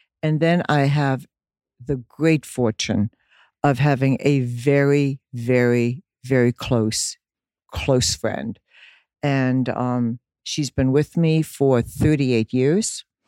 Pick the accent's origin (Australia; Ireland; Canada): Ireland; Dublin, Leinster; born there; I was born in Dublin, Ireland. My mother was German. My father, Irish.